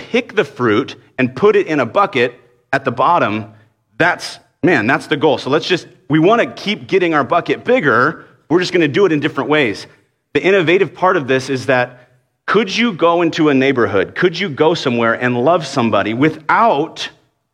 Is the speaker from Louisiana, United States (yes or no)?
no; Dallas, Texas, United States; I grew up in Dallas